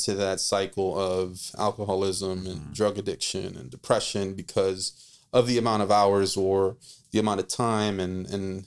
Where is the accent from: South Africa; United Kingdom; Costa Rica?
Costa Rica; now in New Orleans, United States; I grew up in Costa Rica